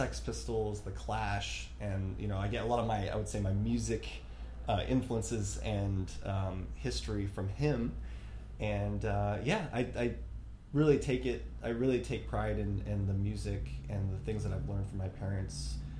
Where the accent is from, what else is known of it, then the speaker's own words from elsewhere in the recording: United States; growing up in America, it's so different from these other countries